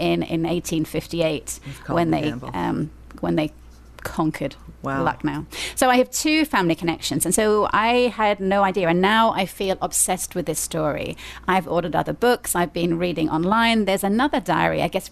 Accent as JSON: {"language": "English", "region": "England", "country": "United Kingdom", "moved": "yes", "lives_now": "Columbia, United States", "said": "as an English person"}